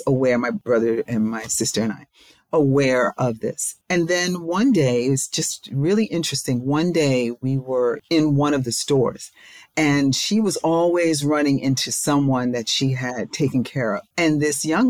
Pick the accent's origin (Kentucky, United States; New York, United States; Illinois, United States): New York, United States; now in Maryland, United States; I'm not from Maryland, I'm from New York